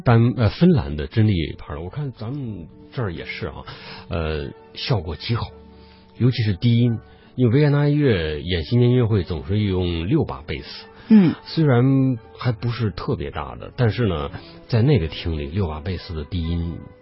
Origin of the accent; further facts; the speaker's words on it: China; 我们作为中国人